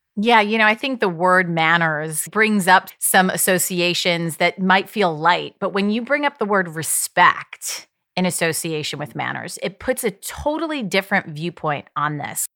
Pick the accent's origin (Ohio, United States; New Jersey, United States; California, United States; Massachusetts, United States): Ohio, United States; I grew up in Ohio